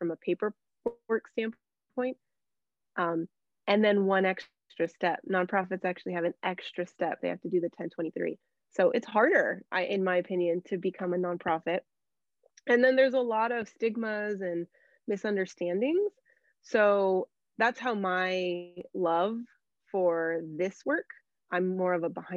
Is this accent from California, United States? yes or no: yes; Anaheim, California, United States; I was born and raised there. So I grew up in Anaheim. So it's a real treat to serve my hometown